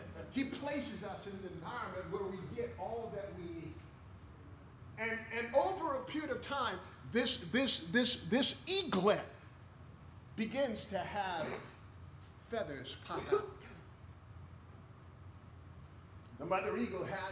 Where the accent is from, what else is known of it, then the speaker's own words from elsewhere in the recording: United States; moved away; I'm glad I'm American